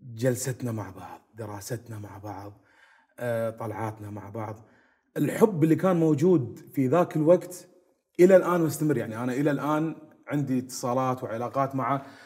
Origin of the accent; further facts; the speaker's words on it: Kuwait; احنا تعودنا عليها وربينا فيها بالكويت